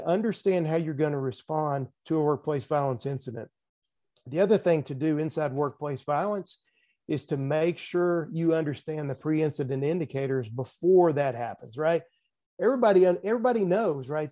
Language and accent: English; the South, United States; accent: Southern; also born or lived in Nashville, Tennessee; I'm sure folks can tell from my accent, I'm in, I am from the South